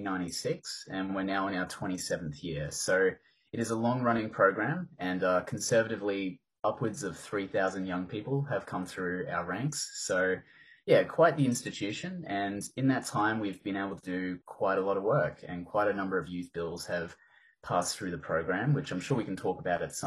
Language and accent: English; Toowoomba, Queensland, Australia; moved away as an adult; now in Brisbane, Australia; I grew up in Toowoomba, sort of a country kid of sorts. Spent most of my life there and then moved to Brisbane a few years ago